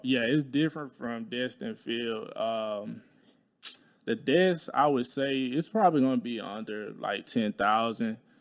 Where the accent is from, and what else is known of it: Talladega, Alabama, United States; moved away